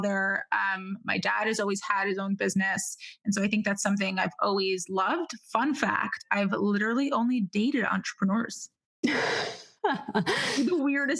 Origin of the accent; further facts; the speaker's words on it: New York City, New York, United States; also born or lived in Israel / Manhattan; I was actually born in Israel. I came to the United States when I was about 3 years old, moved to cool immigrant Brooklyn